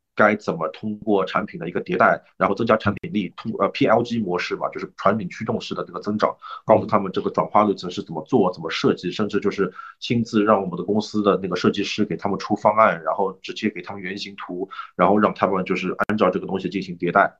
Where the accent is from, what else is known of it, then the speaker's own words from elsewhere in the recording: China; also born or lived in Canada; 我们中国人